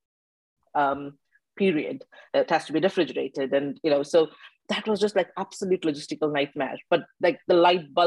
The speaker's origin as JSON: {"language": "English", "country": "India", "tie": "born or raised there", "moved": "as an adult", "lives_now": "United Kingdom", "said": "I come from India, and as you said, I grew up in the mm-hmm. hustle and bustle, going to school in tuk-tuk"}